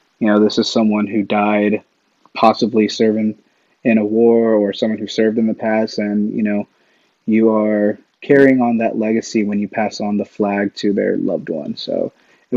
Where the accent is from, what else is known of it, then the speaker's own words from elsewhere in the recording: Ohio, United States; moved away as an adult; also born or lived in Fort Wayne, Indiana / Las Vegas / Korea; now in North Carolina, United States; Moved to Ohio when I was young